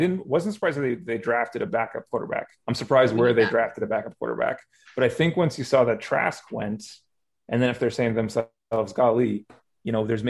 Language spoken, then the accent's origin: English; Kansas, United States; We're from Kansas.